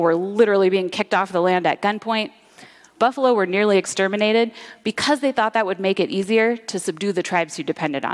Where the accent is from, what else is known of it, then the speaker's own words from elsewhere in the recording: Kalapuya and Molalla territory, Oregon, United States; Home, for me, is also the Pacific Northwest. I grew up on Kalapuya and Malala territory